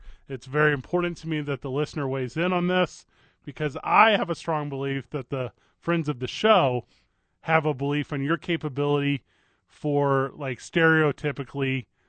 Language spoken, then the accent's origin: English; Michigan, United States; I'm holding my palm up because that's what Michiganians do.